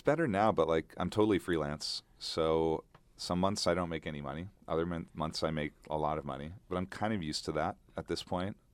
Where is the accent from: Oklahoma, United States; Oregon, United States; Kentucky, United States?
Oregon, United States; moved away as an adult; also born or lived in Bangkok, Thailand; now in Thailand; I grew up in Oregon, so I grew up hiking, camping